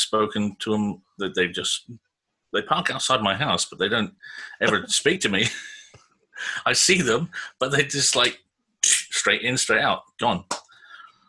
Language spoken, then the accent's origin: English; Tenterden, South East England, United Kingdom; A little place in Kent called Tenterden. Where I grew up, actually. I grew up in the house across the street from where I live right now